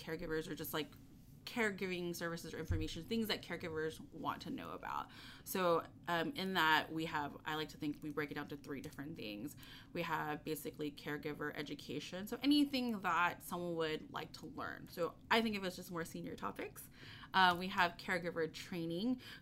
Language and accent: English; Texas, United States; I'm a Texan